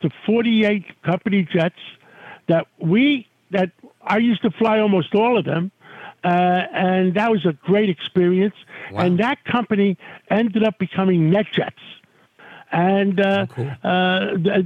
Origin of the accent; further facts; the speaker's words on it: New York City, New York, United States; I grew up in Harlem on 135th Street